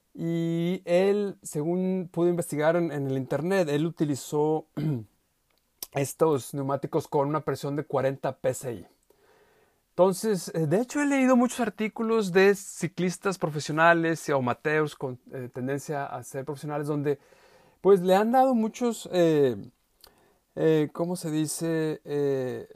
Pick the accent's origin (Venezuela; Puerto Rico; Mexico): Mexico; yo soy mexicano.